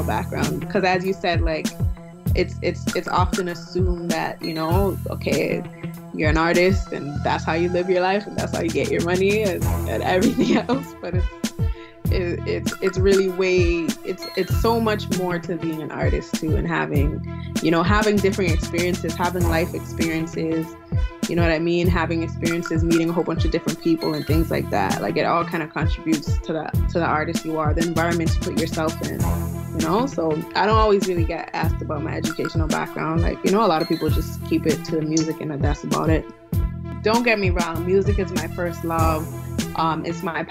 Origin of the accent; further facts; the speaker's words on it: Toronto, Ontario, Canada; also born or lived in Buffalo; I'm from Toronto, born and raised, from a Nigerian background.